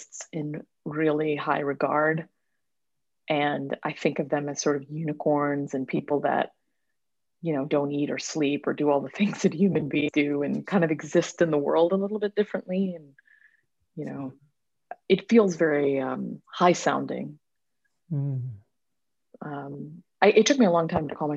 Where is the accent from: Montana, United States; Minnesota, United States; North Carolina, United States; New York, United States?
New York, United States; also born or lived in Mumbai, India / London; now in New York City, United States; I was born in Mumbai, India. But I spent most of my life in a very small town in central New York State.